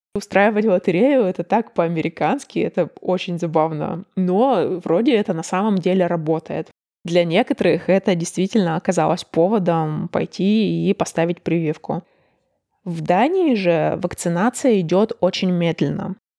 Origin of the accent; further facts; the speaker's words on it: Russia; moved away as an adult; also born or lived in Chicago, United States; now in Denmark; между Чикаго и Москвой или Чикаго и моим родным городом было 9 или 11 часов разницы во времени